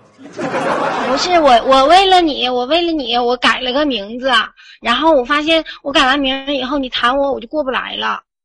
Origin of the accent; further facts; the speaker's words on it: Fuxin, Liaoning, China; now in Shenyang, China; 我是来自阜新的，然后我在沈阳上学